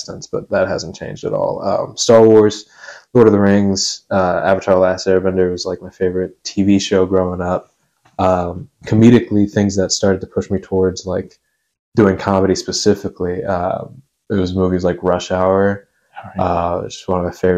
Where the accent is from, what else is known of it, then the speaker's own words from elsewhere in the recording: Nashville, Tennessee, United States; moved away as an adult; now in Chicago, United States; I'm born and raised in Nashville up until I went to college